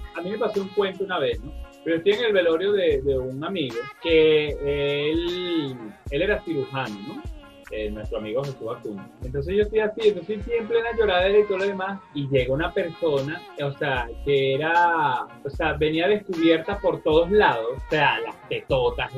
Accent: Caracas, Capital District, Venezuela; los 23 de enero, es un barrio donde yo nací, de ahí donde yo vengo

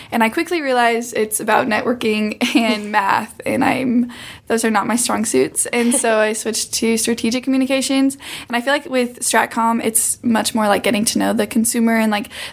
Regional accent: Panora, Iowa, United States; moved away as an adult; now in Columbia, Missouri, United States; I'm from Iowa, a small town in Iowa.

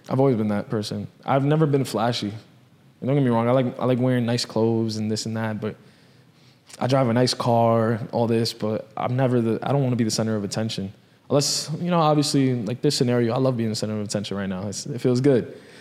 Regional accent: New York, United States; I grew up in, in that city

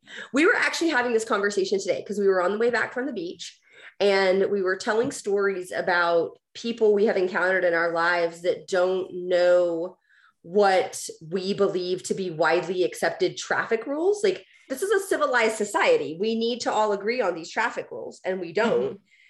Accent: Houston, Texas, United States; moved away; So because I grew up driving in Houston

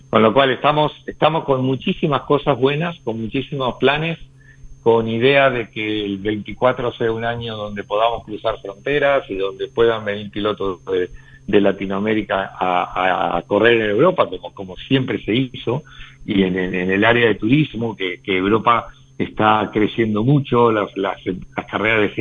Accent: Argentina; now in Spain; Y yo como argentino

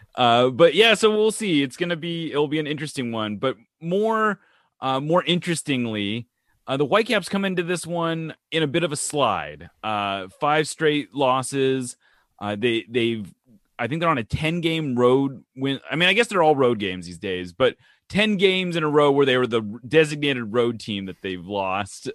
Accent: West Coast, United States; moved away; I'm not from here, but I'm from the West Coast where we just don't get heat like this

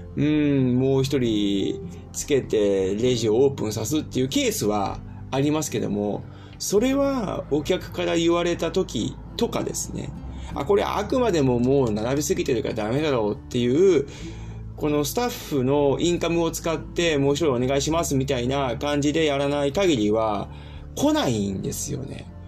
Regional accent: Japan; moved away as an adult; now in Germany; 僕の中では生まれ育った祖国でもあるし

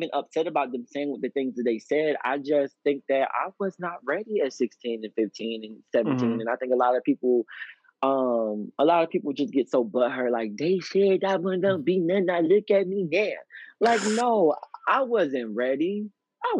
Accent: Pensacola, Florida, United States; moved away; also born or lived in Texas; I actually got booked in my hometown, and I haven't lived in Pensacola since 2008

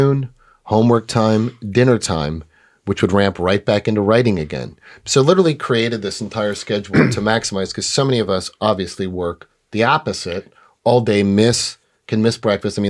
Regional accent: New York City, New York, United States; I was born in New York City

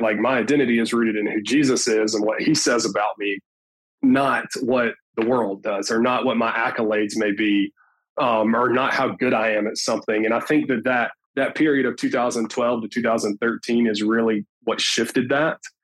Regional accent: Tuscumbia, Alabama, United States; moved away as an adult; also born or lived in Florence, Alabama; now in Mobile, United States; I'm actually originally from Florence, Alabama. I'm actually from Tuscumbia, but nobody knows where that is. We've got my high school's football program

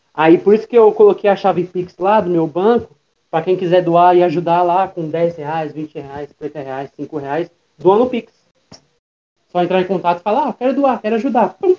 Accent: Osasco, São Paulo, Brazil; eu sou de Osasco, São Paulo. Nascido e criado

